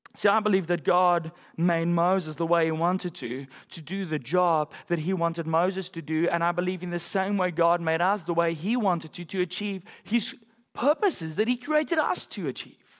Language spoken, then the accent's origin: English; South Africa; moved away; my home country in South Africa